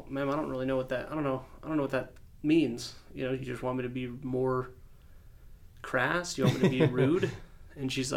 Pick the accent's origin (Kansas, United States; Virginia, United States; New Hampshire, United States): Kansas, United States; Wichita; also born or lived in Amesbury, Massachusetts; my hometown of Wichita